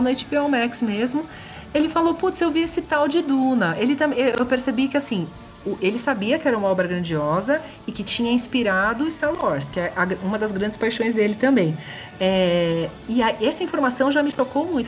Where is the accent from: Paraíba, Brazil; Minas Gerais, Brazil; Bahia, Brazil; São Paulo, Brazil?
São Paulo, Brazil; eu sou de São Paulo.